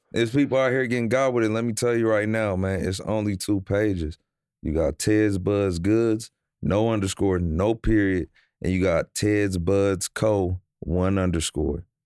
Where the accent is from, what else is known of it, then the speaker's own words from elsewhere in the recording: Omaha, Nebraska, United States; now in Los Angeles, United States; I'm from, I'm from Nebraska. I'm from Omaha, Nebraska